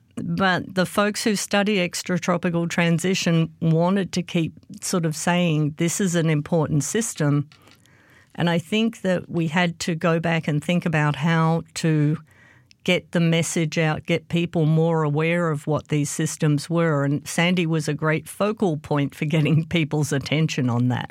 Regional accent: Australia; moved away as an adult; now in United States; I grew up in Australia, and I was a maths geek at high school

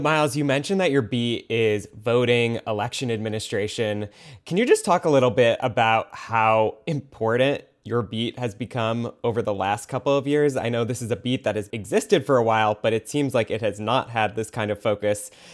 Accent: Michigan, United States; now in Georgia, United States; my home state, in Michigan

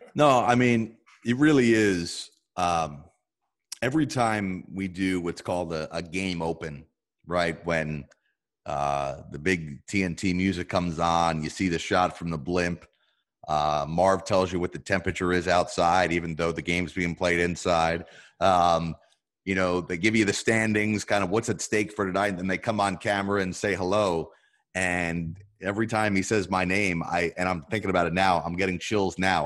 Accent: New Jersey, United States; growing up in North Jersey

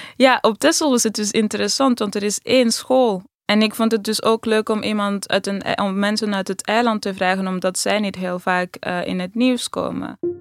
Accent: Amsterdam, North Holland, Netherlands; als iemand uit Amsterdam heb ik het idee

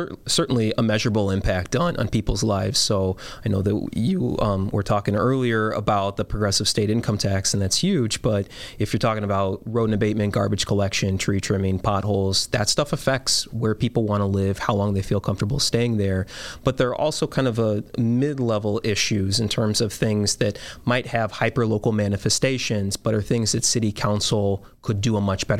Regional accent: Tucson, Arizona, United States; now in Chicago, United States; I was born and raised in Tucson

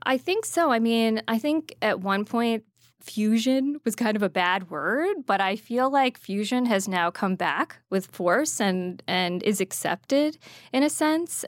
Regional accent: New Jersey, United States; I grew up in Jersey

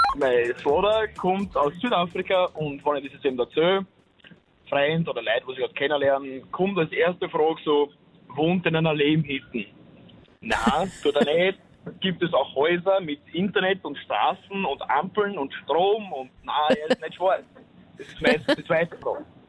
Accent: Austria; ich bin ein Österreicher.

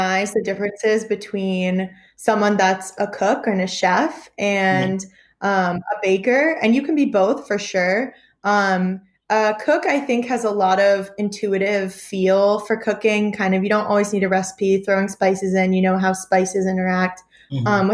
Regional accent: the North, United States; now in Tuscaloosa, United States; I'm from the North

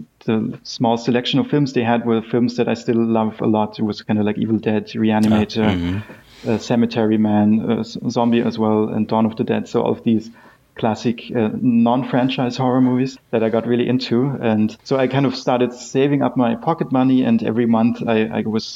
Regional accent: Graz, Styria, Austria; moved away; I'm from Austria. Originally grew up in Graz

